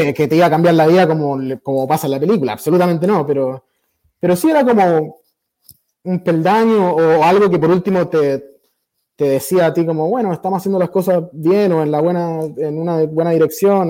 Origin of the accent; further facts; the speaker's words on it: Chile; moved away as an adult; also born or lived in Mexico; now in United States; De Chile